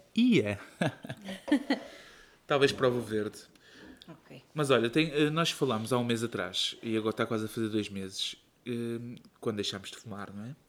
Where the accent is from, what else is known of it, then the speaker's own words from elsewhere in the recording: Setúbal, Portugal; moved away; eu sou de Setúbal